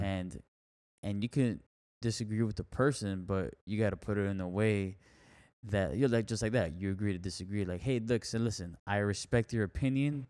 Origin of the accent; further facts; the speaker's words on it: Miami, Florida, United States; that's where my family's from, Nicaragua, yeah. I was born in Miami